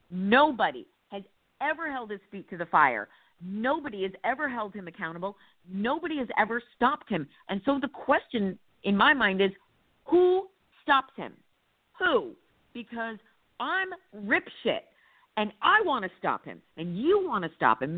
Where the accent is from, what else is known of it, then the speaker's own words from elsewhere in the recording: New Jersey, United States; I grew up in Jersey in the 70s and 80s